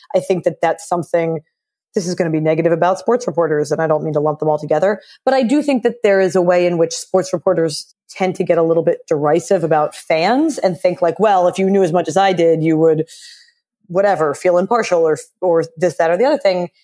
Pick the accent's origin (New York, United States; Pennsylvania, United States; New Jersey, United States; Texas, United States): Pennsylvania, United States; Philadelphia; I grew up in Philly